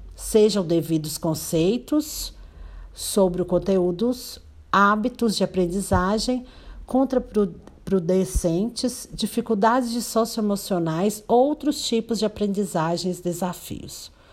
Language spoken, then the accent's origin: Portuguese; Paracatu, Minas Gerais, Brazil; sou da cidade de Paracatu, Minas Gerais